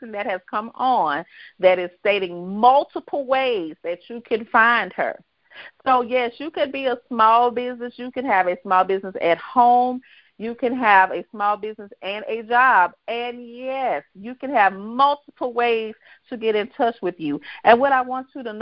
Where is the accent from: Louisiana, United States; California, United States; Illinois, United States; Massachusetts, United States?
Louisiana, United States; Baton Rouge; moved away as an adult; from my home state, from my hometown